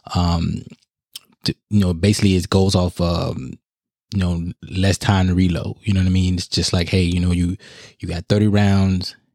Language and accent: English; United States; us as American people